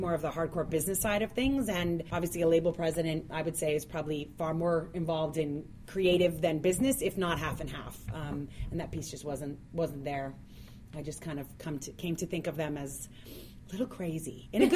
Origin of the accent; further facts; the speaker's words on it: North Miami, Florida, United States; I grew up in North Miami